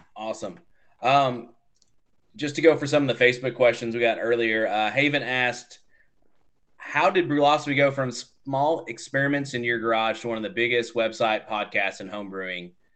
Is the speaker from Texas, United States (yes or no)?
yes; Texas, United States; I'm also from Texas